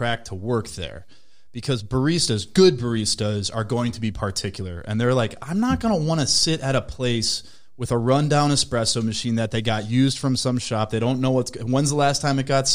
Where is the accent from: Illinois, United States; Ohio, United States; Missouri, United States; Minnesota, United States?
Minnesota, United States; I'm from Minnesota. I love Minnesota. Twin Cities